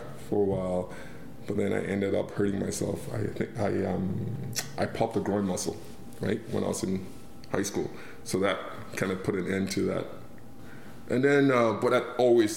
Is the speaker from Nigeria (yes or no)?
yes; Nigeria; now in Canada; as a kid growing up in Nigeria